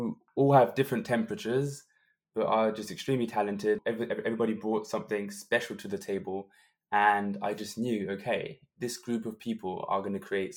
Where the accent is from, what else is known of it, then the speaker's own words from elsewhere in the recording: Berlin, Germany; in my hometown, Berlin, to have a world premiere in your hometown is always something